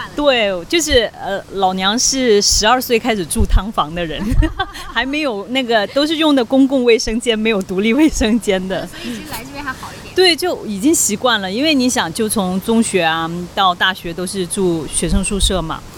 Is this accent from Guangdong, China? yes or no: no; Guangxi, China; moved away as an adult; now in Hong Kong; 能吃到家乡的螺蛳粉